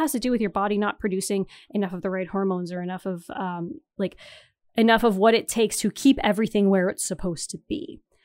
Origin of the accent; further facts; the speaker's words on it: Northeastern Ontario, Canada; moved away as an adult; also born or lived in Toronto; I'm from Northeastern Ontario where everyone is white and French Canadian